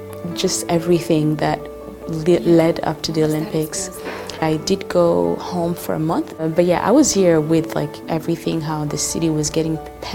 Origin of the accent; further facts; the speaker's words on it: Burundi; moved away as an adult; now in Beijing, China; I come from Burundi.